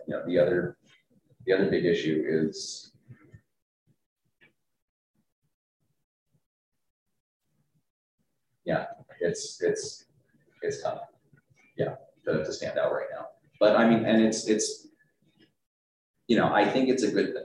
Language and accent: English; Tucson, Arizona, United States; I'm the only one born and raised in Tucson